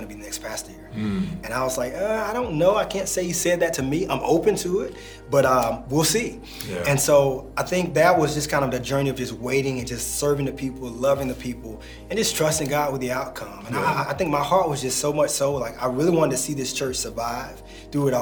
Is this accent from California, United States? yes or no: no; Atlanta, Georgia, United States; also born or lived in North Carolina; I've lived all over the city just growing up here in Atlanta